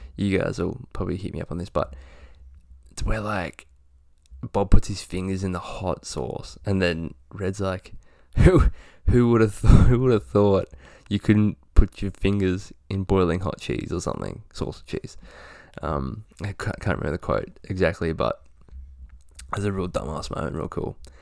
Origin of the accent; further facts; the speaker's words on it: Australia; we don't celebrate Halloween in Australia